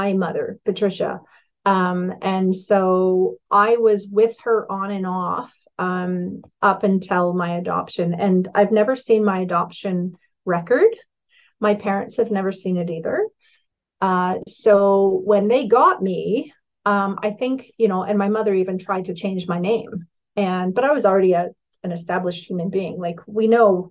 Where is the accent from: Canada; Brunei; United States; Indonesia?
Canada; Richmond Hill, Ontario; moved away; also born or lived in Toronto; I was adopted at three by a Dutch Catholic immigrant family in Richmond Hill, Ontario